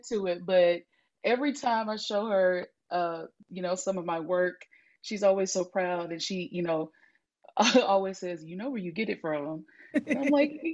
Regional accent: Hattiesburg, Mississippi, United States; also born or lived in San Francisco, California; I am from Hattiesburg, Mississippi

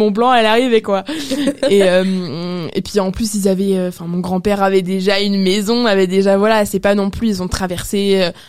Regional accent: Apulia, Italy; je viens des Pouilles, donc vraiment du talon de la botte

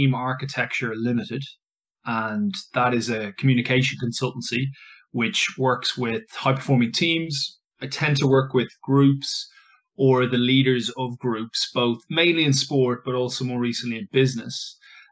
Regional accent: Ireland; moved away as an adult; now in London, United Kingdom; I am an English, but an Irish English teacher

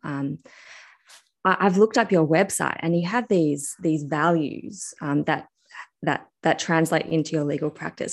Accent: Australia; I'm actually Australian

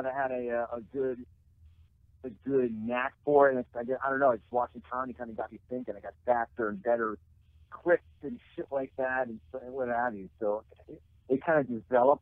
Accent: Princeton, New Jersey, United States; also born or lived in Indiana; now in Chicago, United States; I had the misfortune of being born in Indiana, but my parents had the good common sense to get the fuck out when I was three and moved to Princeton.

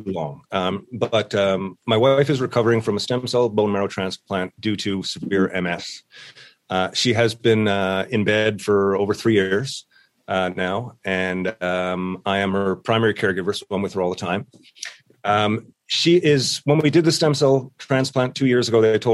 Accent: St. John's, Newfoundland and Labrador, Canada; moved away as an adult; now in Ontario, Canada; I am from St. John's, Newfoundland, living in Ontario these days

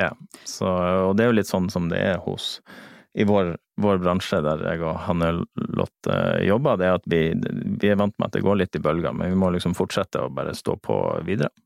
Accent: Lofoten, Nordland, Norway; Jeg er fra Lofoten

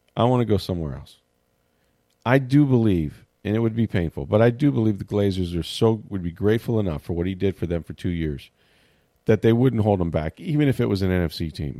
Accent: St. Petersburg, Florida, United States; it's in the beautiful old Saint Petersburg, my hometown

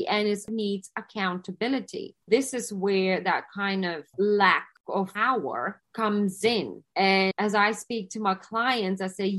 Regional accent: Lithuania; now in London, United Kingdom; originally, I'm from Lithuania

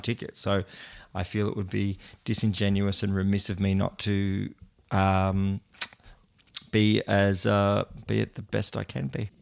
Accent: Port Macquarie, New South Wales, Australia; my hometown, Port Macquarie

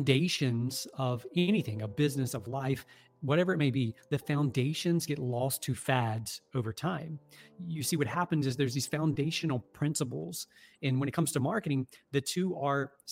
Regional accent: the South, United States; I'm from the South down here, and it's the, you know, quote unquote Bible Belt

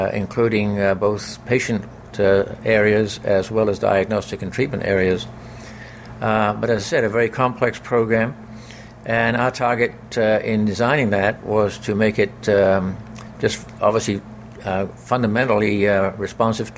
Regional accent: London, United Kingdom; moved away as an adult; now in Canada; I became a member of CIBC as I grew up and worked in London, and so carried that membership across when I came into Canada

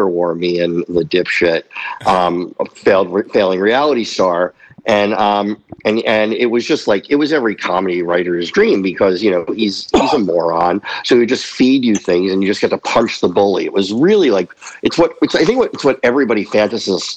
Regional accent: New Jersey, United States; I grew up in New Jersey outside of Manhattan

